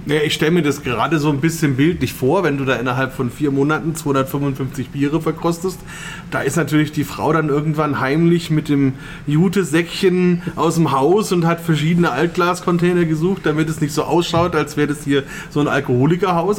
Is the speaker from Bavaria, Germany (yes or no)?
yes; Bamberg, Bavaria, Germany; bei uns in Bamberg